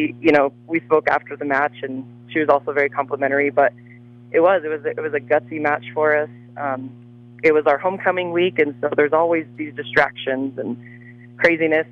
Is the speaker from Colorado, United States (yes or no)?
yes; Trinidad, Colorado, United States; moved away as an adult; I am originally born and raised in Trinidad and attended Trinidad High School